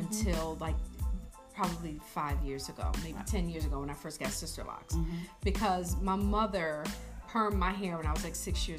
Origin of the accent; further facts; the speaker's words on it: United States; us as black women, American black beautiful women.